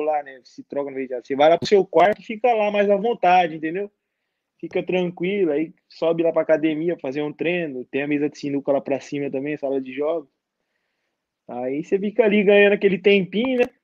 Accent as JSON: {"language": "Portuguese", "town": "Barueri", "region": "São Paulo", "country": "Brazil", "tie": "born or raised there", "moved": "as an adult", "lives_now": "Tiraspol, Moldova", "said": "Barueri, na minha cidade, que me deram a oportunidade, mas tá bom, tá no meu coração aqui onde eu cresci."}